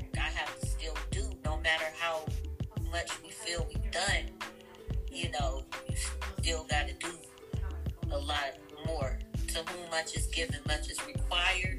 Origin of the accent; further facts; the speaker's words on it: Washington, District of Columbia, United States; now in Ohio, United States; I'm from Washington, D.C. originally. I live in Ohio now.